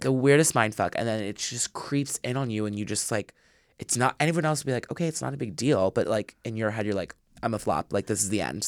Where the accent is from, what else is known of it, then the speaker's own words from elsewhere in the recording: suburbs outside of Philadelphia, Pennsylvania, United States; was born and raised, like, right in the suburbs, like, outside of Philly